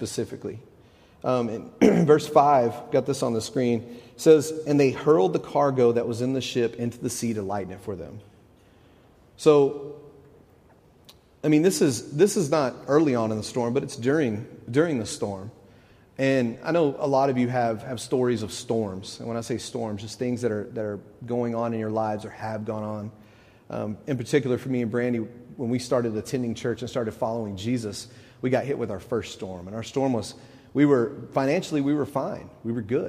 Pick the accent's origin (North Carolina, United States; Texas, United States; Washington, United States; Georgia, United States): Texas, United States; moved away as an adult; now in Knoxville, United States; When we moved to Knoxville, we're from Texas, and we've only been here a couple months